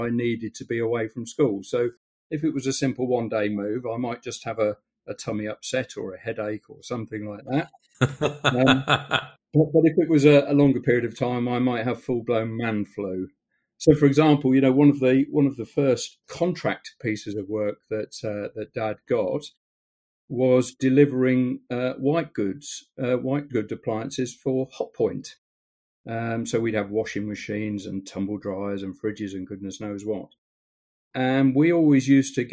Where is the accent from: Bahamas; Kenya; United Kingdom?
United Kingdom; Stamford, East Midlands; we're from Stamford in Lincolnshire